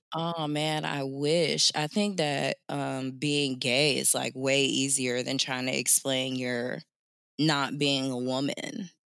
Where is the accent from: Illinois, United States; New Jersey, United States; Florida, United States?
Florida, United States; Jacksonville; I grew up in the South, I'm from Jacksonville, Florida